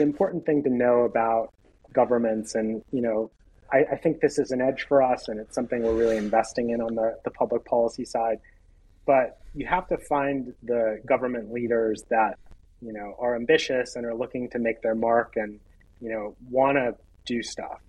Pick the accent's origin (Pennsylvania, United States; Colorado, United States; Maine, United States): Pennsylvania, United States; Pittsburgh; Pittsburgh, which is my hometown.